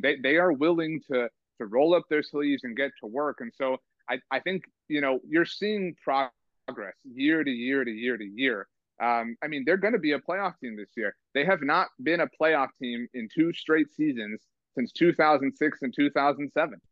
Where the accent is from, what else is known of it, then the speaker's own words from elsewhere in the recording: Rio Grande Valley, Texas, United States; I live in the Rio Grande Valley, so obviously I grew up here, so um, you know right near on the border